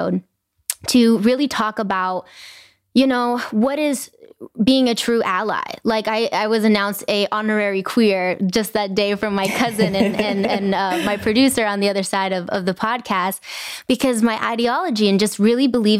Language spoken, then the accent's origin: English; Inglewood, California, United States; I grew up in Inglewood, it's a brown and Black community